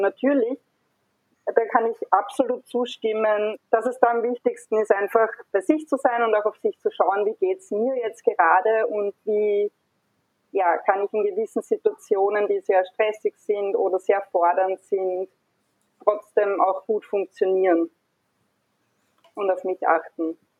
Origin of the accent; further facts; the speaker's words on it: Hornstein, Burgenland, Austria; now in Vienna, Austria; Also ich bin gebürtige Hornsteinerin und lebe aber schon seit vielen Jahren in Wien